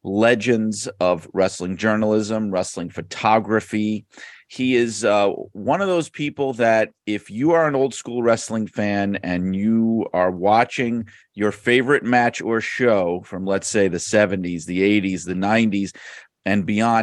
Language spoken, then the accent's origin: English; New York City, New York, United States; now in Connecticut, United States; I live in Connecticut now, but I grew up in Brooklyn, New York